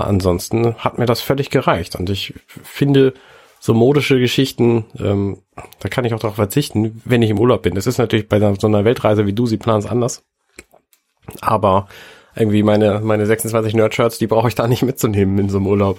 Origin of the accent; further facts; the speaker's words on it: Buxtehude, Lower Saxony, Germany; moved away; ich komme aus Buxtehude